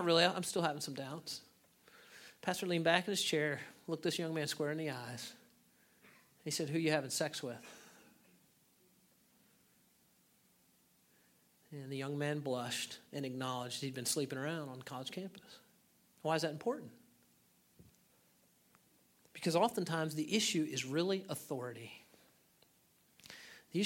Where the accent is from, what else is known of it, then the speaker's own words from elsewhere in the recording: United States; As American Christians